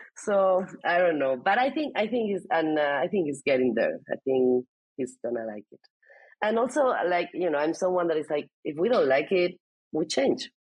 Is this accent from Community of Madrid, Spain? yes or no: no; Alicante, Valencian Community, Spain; first language Spanish; English is a second language; moved away as an adult; also born or lived in Barcelona, Spain / United States / Germany; I was born in Alicante, which is uh, in the coast of Spain.